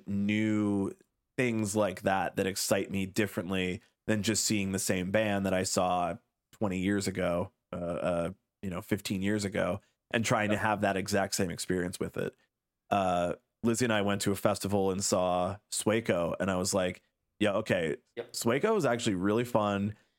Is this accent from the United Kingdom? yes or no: no; Illinois, United States; So being that I was like a teenager at the time, right, like growing up in the Chicago suburbs